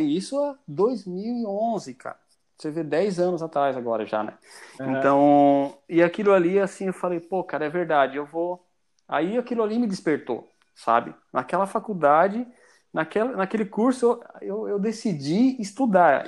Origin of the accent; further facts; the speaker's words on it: Ponta Porã, Mato Grosso do Sul, Brazil; now in Joinville, Brazil; E estou morando em Joinville já há mais tempo do que na minha cidade natal. Eu sou de Mato Grosso do Sul, cara, uma cidade que faz fronteira com o Paraguai, chamada Ponta Porã